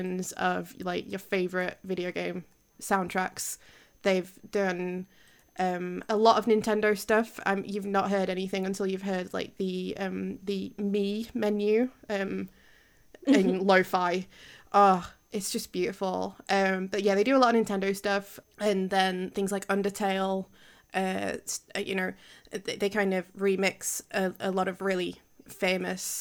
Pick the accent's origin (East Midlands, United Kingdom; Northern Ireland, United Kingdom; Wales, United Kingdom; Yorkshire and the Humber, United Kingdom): Yorkshire and the Humber, United Kingdom; accent: Yorkshire